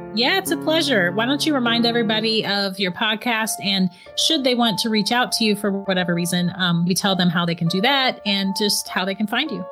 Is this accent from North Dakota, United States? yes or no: no; St. Augustine, Florida, United States; I'm actually from Saint Augustine, Florida